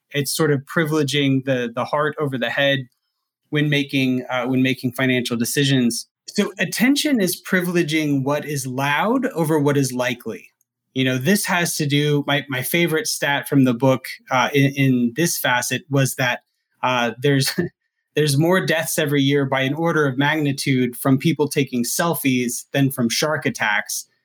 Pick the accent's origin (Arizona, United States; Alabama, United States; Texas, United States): Alabama, United States; Huntsville; my hometown minor league team is the Rocket City Trash Pandas